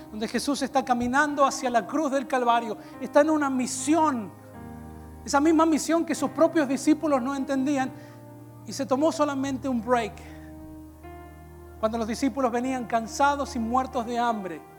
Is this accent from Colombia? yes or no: no; Peru; Yo vengo de Perú y en Perú las iglesias son más ungidas